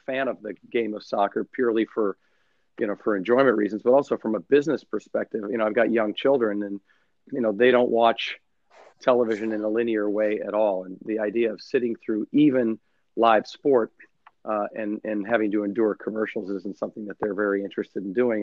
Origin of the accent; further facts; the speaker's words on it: United States; also born or lived in London; as an American